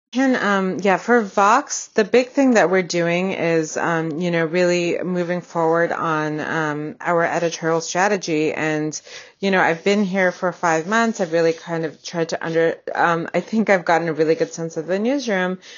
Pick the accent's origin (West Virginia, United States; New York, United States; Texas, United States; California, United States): California, United States; Bay Area; moved away as an adult; also born or lived in Boston; I grew up in the Bay Area in California